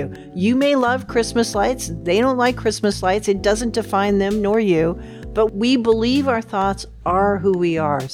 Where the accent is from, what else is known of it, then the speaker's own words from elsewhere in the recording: Seattle, Washington, United States; moved away as an adult; also born or lived in Glendale, California / Concord, California; now in Oregon, United States; when I was five, I moved to Seattle, where I was raised all the way through college